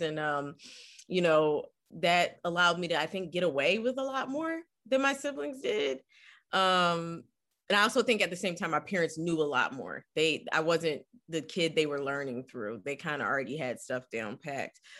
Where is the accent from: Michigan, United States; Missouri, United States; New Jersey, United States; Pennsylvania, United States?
Pennsylvania, United States; Philadelphia; moved away; growing up in West Philly was incredible